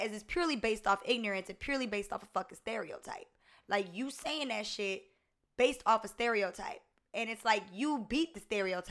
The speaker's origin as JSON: {"language": "English", "town": "Augusta", "region": "Georgia", "country": "United States", "tie": "born or raised there", "said": "You know, me, I grew up in Augusta, Georgia. And before I lived in Augusta, Georgia, I was a military brat."}